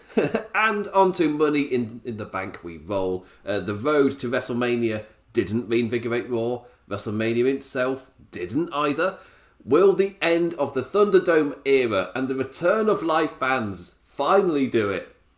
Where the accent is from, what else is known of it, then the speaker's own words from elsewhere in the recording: England, United Kingdom; me being English